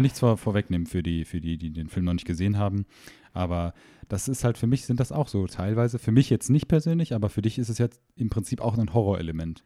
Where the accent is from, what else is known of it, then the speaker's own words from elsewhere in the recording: Germany; moved away; ich komme zwar ursprünglich aus der Nähe von Holland